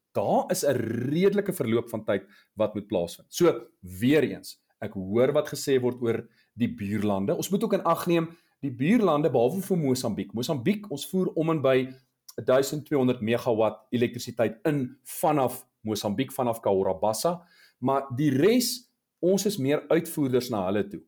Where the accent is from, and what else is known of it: South Africa